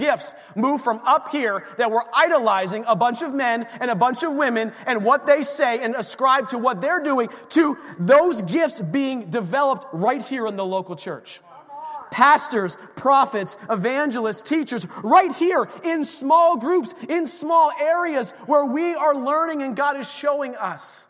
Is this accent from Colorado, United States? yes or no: no; Erie, Pennsylvania, United States; where we grew up in Erie